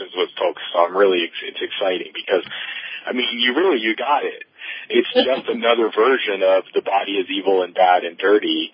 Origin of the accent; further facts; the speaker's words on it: New York, United States; I grew up in New York in the 60s and 70s